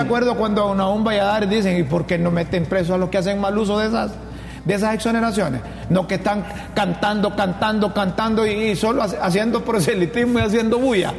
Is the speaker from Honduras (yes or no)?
yes; Choluteca, Honduras; La mejor escuela que hay en Honduras, ¿sabes cuál es? La José Trinidad Cabañas, en Choluteca